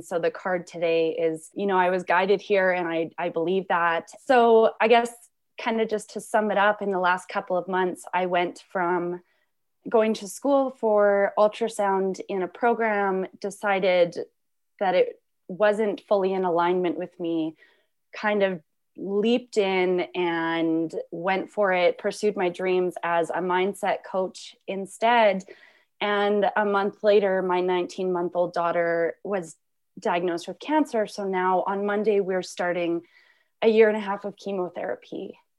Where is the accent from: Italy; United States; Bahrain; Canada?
Canada; I am from Canada.